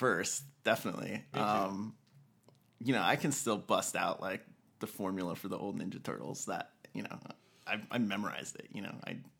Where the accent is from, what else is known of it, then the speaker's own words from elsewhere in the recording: Albuquerque, New Mexico, United States; born and raised in Albuquerque, North Valley, like little street called Lee Acres down by Sadie's restaurant.